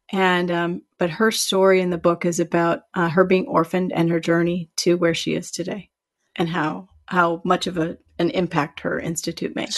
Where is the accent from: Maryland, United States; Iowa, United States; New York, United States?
Iowa, United States; I'm from Iowa too